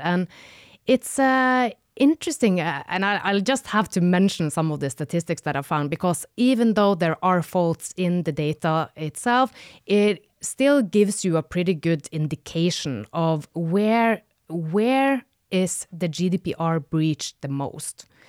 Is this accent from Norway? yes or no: yes; Northern Norway, Norway; moved away; I am from the north of Norway, where it gets really dark for several months.